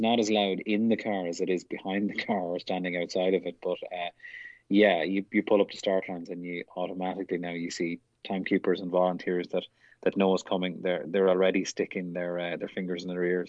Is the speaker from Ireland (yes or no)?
yes; Ireland; now in United States; being Irish